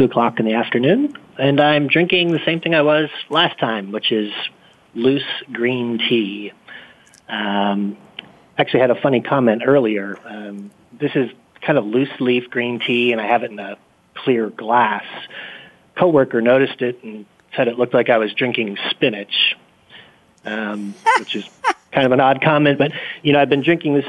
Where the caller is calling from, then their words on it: Austin, Texas, United States; I am calling from Austin, Texas.